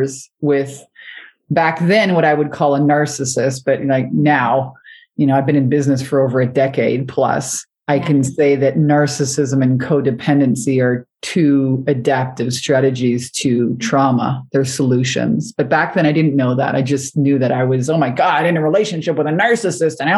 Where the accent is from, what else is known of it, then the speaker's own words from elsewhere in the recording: Montreal, Quebec, Canada; moved away; also born or lived in Hawaii; I'd moved from Canada to Hawaii. I'm originally from Montreal.